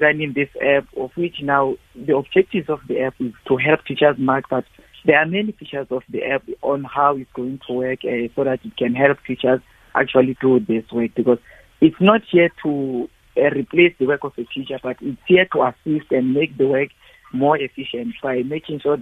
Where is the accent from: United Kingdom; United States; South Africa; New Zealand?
South Africa; Eastern Cape; I'm coming from the Eastern Cape in deep rural areas there